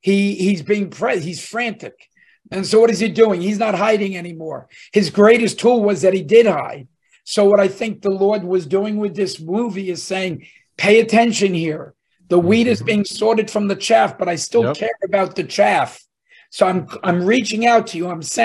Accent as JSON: {"language": "English", "region": "New Jersey", "country": "United States", "said": "we're two guys from Jersey."}